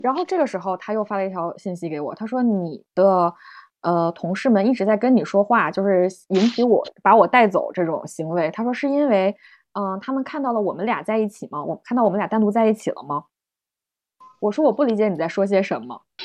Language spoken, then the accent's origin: Chinese; China; 我们中国人很喜欢用那个表情包